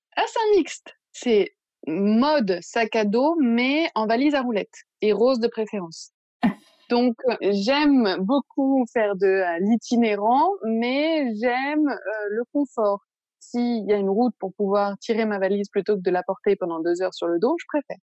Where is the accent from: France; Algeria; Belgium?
France; Paris, Île-de-France; moved away as an adult; now in Marseille, France; je suis originaire de Paris